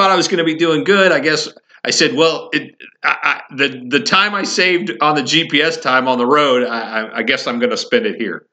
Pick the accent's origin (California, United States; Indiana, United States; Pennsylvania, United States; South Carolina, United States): Indiana, United States; also born or lived in Colorado; now in Massachusetts, United States; I grew up in Indiana